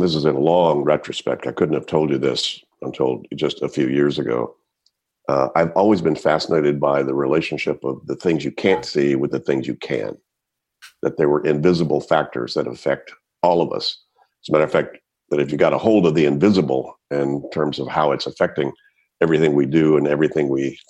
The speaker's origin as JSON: {"language": "English", "country": "United States", "tie": "born or raised there", "also_born_or_lived": "Palestine, Texas / Shreveport, Louisiana / Switzerland / Berkeley, California", "moved": "as an adult", "said": "growing up in East Texas and then Shreveport, Louisiana"}